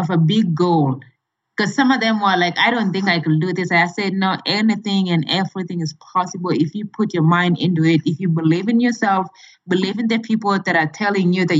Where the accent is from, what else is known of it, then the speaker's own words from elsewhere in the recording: Kenya; moved away as an adult; now in United States; my home country, Kenya